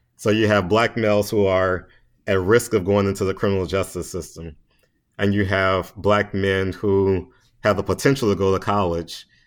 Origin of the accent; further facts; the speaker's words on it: Baton Rouge, Louisiana, United States; moved away as an adult; now in Washington, D.C., United States; I'm just a little country boy from Baton Rouge, Louisiana. so uh, I grew up there